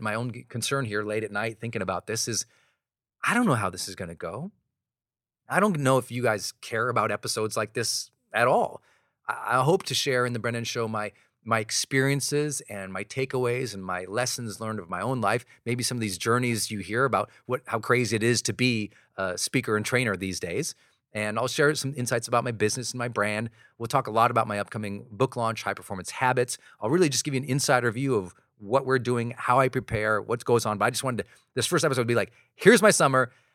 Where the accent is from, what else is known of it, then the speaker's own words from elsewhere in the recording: Montana, United States; I'm this kid from Montana